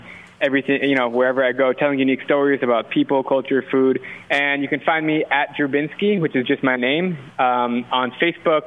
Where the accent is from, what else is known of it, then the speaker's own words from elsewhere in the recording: Scottsdale, Arizona, United States; moved away as an adult; also born or lived in Wisconsin; I grew up in Arizona